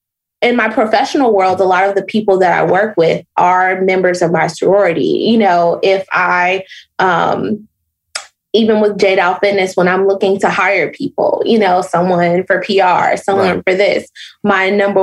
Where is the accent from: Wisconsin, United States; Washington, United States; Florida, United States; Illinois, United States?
Illinois, United States; Chicago; So when I lived in Nashville, I'm originally from the South Side of Chicago.